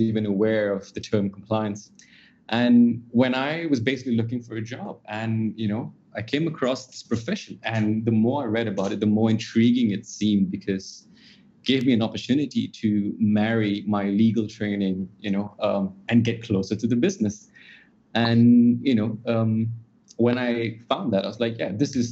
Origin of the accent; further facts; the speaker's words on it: Singapore; also born or lived in Australia; I'm a Singaporean, trained as a solicitor in Australia